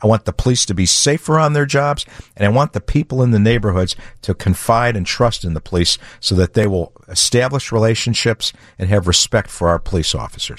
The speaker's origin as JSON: {"language": "English", "town": "Chicago", "region": "Illinois", "country": "United States", "tie": "born or raised there", "said": "I'm a lifelong Chicagoan. I grew up on the Southwest side"}